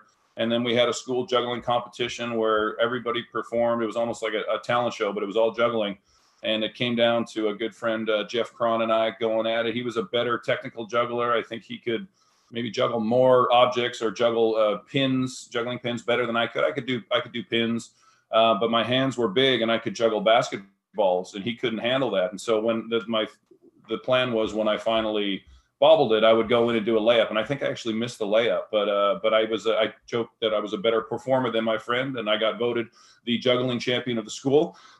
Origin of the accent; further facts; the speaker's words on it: Winnipeg, Manitoba, Canada; I loved growing up in Canada. A lot of great people, very cold in the winters. I joked that it's so flat in Winnipeg